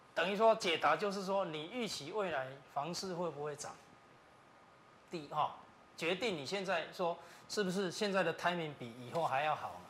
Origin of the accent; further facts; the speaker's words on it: Taichung, Taiwan; 我也是台中人